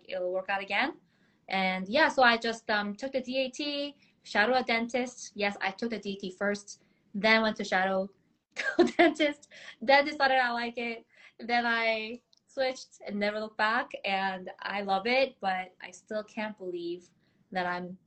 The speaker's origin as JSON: {"language": "English", "town": "Boston", "region": "Massachusetts", "country": "United States", "tie": "born or raised there", "also_born_or_lived": "South Korea", "lives_now": "New York City, United States", "said": "moved to the States when I was 12, grew up in Boston for 19 years"}